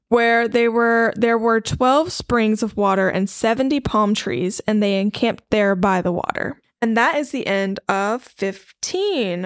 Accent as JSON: {"language": "English", "country": "United States", "said": "As an American citizen"}